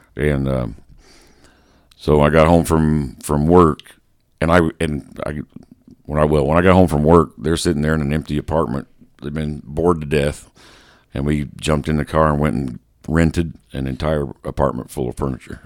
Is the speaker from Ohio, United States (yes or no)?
no; Terre Haute, Indiana, United States; I was born in Terre Haute, Indiana